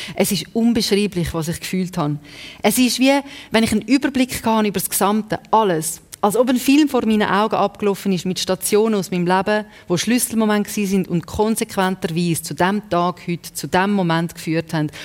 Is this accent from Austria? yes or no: no; Zurich, Switzerland; accent: Winterthur Zurich German; first language Serbo-Croatian; German is a second language; ich bin ja zweite Generation da in der Schweiz aufgewachsen und wir haben äh, Serbokratisch geredet die Das ist eigentlich meine erste Sprache